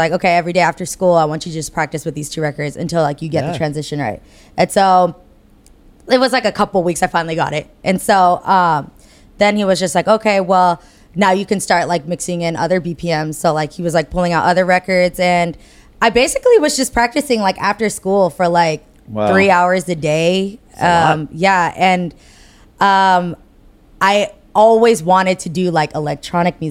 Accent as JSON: {"language": "English", "town": "Hayward", "region": "California", "country": "United States", "said": "I'm from the Bay."}